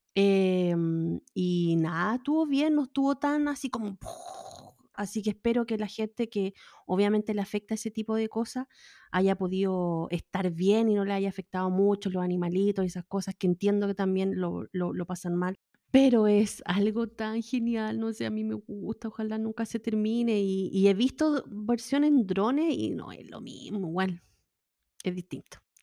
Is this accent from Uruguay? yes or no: no; Valparaíso, Chile; moved away; yo nací criada en Valparaíso